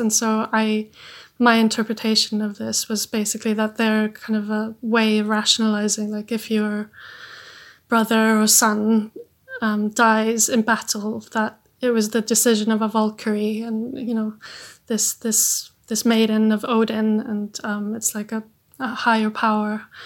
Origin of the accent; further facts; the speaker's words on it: Iceland; I'm from Iceland